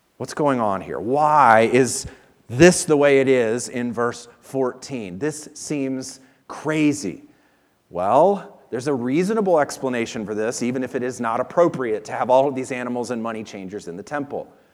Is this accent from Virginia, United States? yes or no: yes; Virginia, United States; moved away; where we lived and where I grew up in Virginia